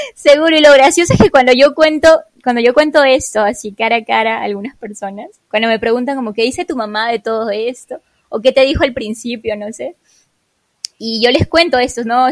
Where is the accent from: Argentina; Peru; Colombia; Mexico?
Peru; moved away as an adult; salí de Perú hace seis años, casi seis años atrás